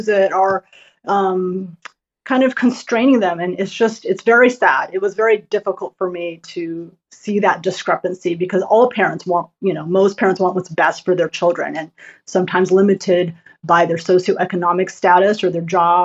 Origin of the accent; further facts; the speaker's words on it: United States; I'm Asian American